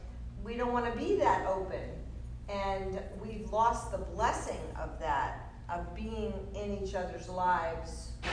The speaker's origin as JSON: {"language": "English", "country": "United States", "said": "we're American."}